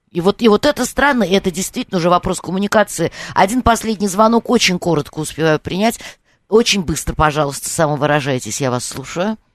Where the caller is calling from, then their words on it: Moscow Oblast, Russia; Да, я из Подмосковья.